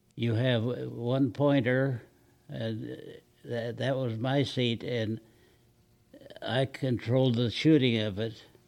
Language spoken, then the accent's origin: English; Long Beach, California, United States; Long Beach, California